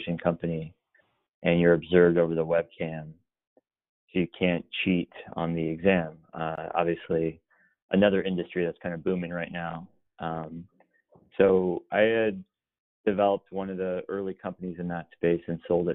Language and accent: English; Los Angeles, California, United States; moved away as an adult; also born or lived in Boston / New York; I was born in Los Angeles, born and raised there.